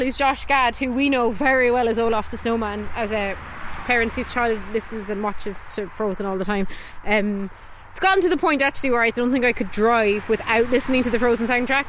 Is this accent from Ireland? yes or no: yes; Ireland; And we're Irish.